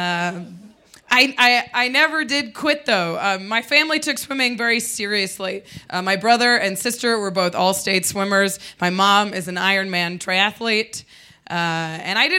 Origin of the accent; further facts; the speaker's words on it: Midwest, United States; now in Denver, United States; But we're from the Midwest